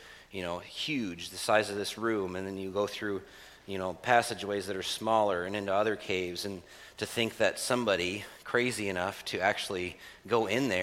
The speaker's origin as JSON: {"language": "English", "country": "United States", "said": "as an American"}